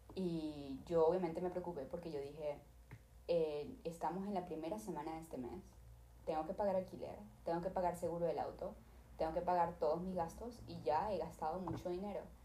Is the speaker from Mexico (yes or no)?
no; Venezuela; now in Los Angeles, United States; yo soy de Venezuela